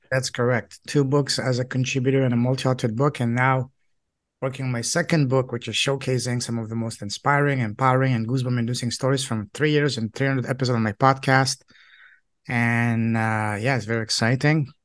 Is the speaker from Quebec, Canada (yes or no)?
no; Toronto, Ontario, Canada; first language French; English is a second language; also born or lived in China / Hong Kong / Alberta; I'm from Canada, Toronto